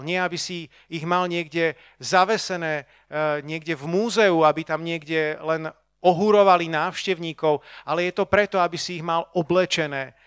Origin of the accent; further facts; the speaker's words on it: Bratislava, Bratislava Region, Slovakia; ja som tu z Bratislavy